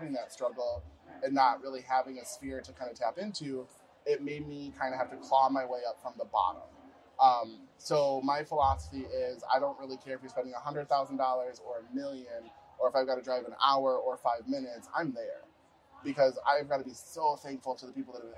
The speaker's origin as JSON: {"language": "English", "region": "Utah", "country": "United States", "moved": "as an adult", "lives_now": "Twin Cities, United States", "said": "I'm originally from Utah."}